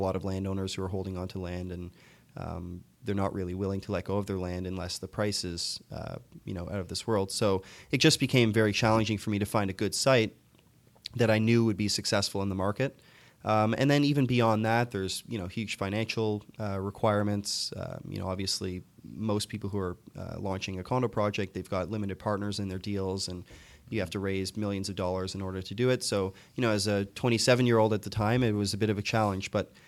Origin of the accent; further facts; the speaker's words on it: Toronto, Ontario, Canada; I'm from Toronto. Okay. I was born and raised in Scarborough.